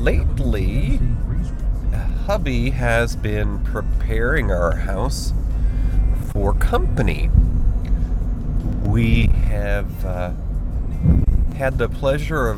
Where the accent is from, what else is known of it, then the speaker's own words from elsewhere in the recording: Finger Lakes region of Western New York, United States; I grew up in the Finger Lakes region of Western New York